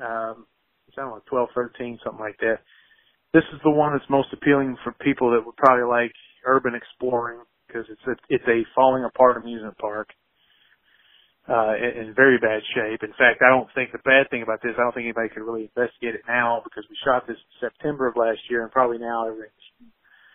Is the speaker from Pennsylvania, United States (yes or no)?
no; Baltimore, Maryland, United States; I'm from Baltimore